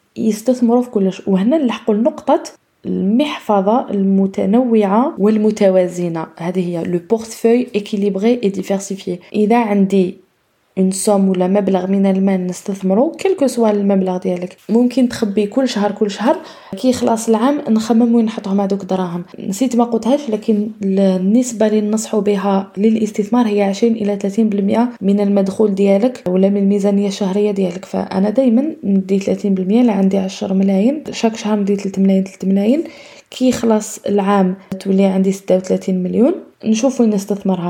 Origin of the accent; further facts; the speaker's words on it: Algeria; عندنا حنايا في الجزائر